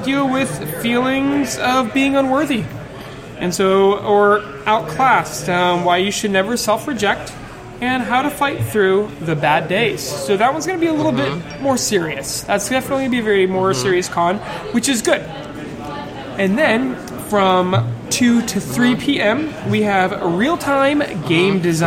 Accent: Massachusetts, United States; accent: Massachusetts; That's my Massachusetts accent

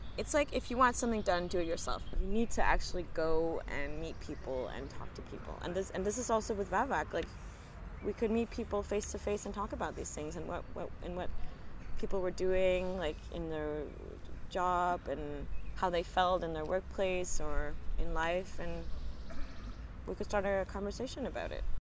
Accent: Copenhagen, Capital Region of Denmark, Denmark; first language English; also born or lived in Toronto, Canada; my first language was English because I was born in Toronto, but my mom is Danish. So when we moved uh, to Copenhagen when I was four years old

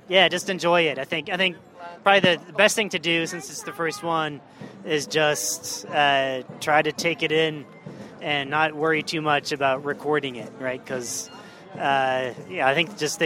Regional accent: Oslo, Norway; now in Tucson, United States; Tucson, Arizona, I live now, but I'm from Oslo, Norway, originally

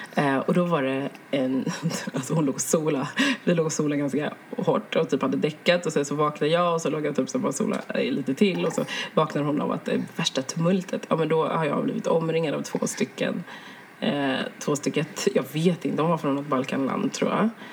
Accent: Sweden; jag är ju svensk

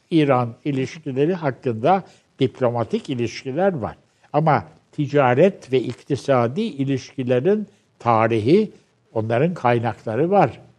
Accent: Turkey; Ee, şimdi şöyle yaz, ben Türkçe benim ana dilim. Ee, Türkçe'de en iyi yazabileceğim en iyi dil Türkçe.

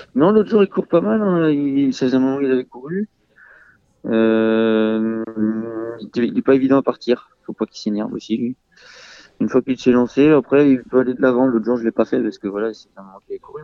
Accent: Mayenne, Pays de la Loire, France; born or raised there; also born or lived in Le Mans, France

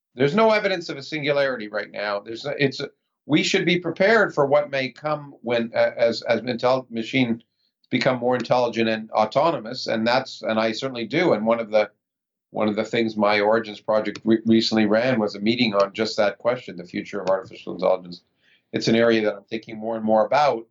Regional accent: Toronto, Ontario, Canada; moved away as an adult; also born or lived in Ottawa, Canada; now in United States; I was born in the United States, but I grew up in Toronto.

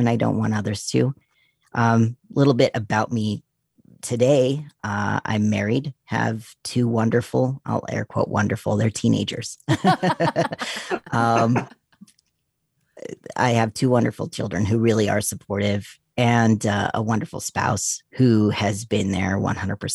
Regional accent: Utah, United States; I grew up in Utah

